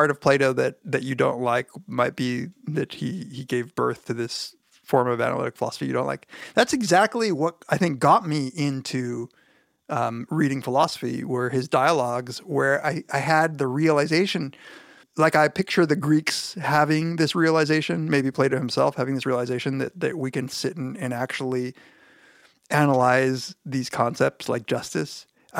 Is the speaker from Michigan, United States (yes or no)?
no; Riverside, California, United States; He's actually from where I'm from the Riverside area in Southern California.